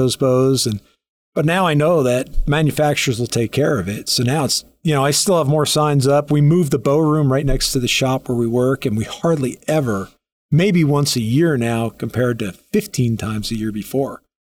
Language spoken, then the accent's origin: English; New Jersey, United States; moved away as an adult; now in Colorado, United States; I moved to Colorado thirty-five years ago, thirty-six years ago. Uh, yeah, I grew up in Jersey